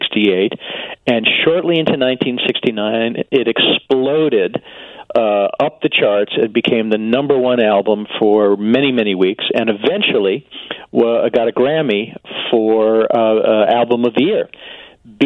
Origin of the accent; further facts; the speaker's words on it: Chicago, Illinois, United States; moved away; I was born in Chicago and have a passion for Chicago